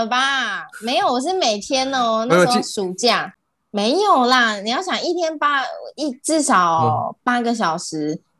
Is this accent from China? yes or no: no; Taiwan; 就是我们台对我们台湾人很多会到澳洲去打工留学